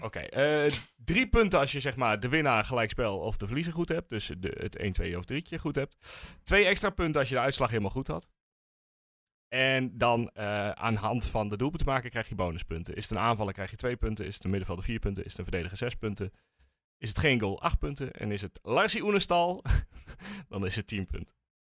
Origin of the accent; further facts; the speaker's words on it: Netherlands; we als Nederlanders